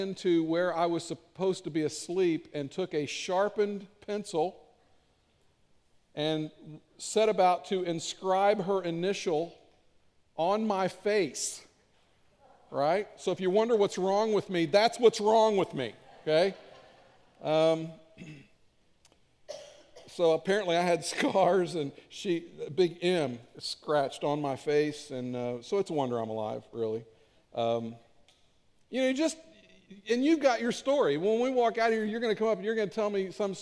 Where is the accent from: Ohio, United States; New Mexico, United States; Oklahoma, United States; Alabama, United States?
Ohio, United States; Cincinnati; I grew up in the Cincinnati area